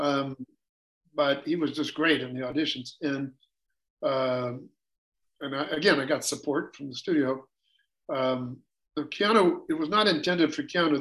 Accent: United States; I'm a classic American.

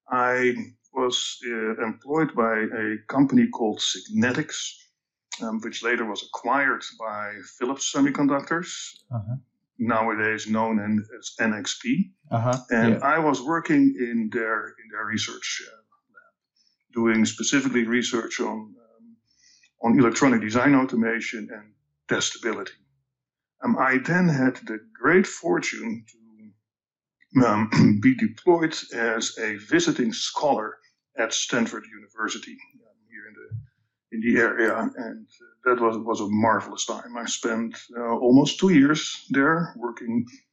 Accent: Amsterdam, North Holland, Netherlands; accent: Dutch; English is a second language; moved away; So my accent is Dutch. I was born and raised in the Netherlands, in Amsterdam to be precise.

